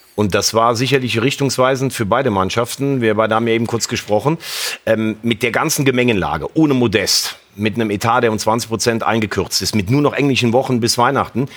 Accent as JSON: {"language": "German", "region": "Rhineland", "country": "Germany", "said": "Ich bin kein Kölner, kein Gebürtiger, ich bin Rheinländer."}